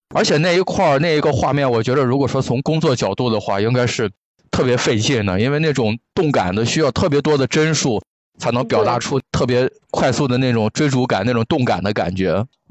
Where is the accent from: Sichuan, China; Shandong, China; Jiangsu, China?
Shandong, China; Qingdao; 我家就是青岛的嘛，小的时候我妈妈单位组织春游